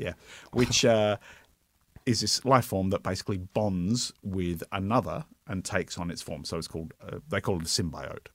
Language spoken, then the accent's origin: English; Brisbane, Queensland, Australia; now in Melbourne, Australia; I grew up in Brisbane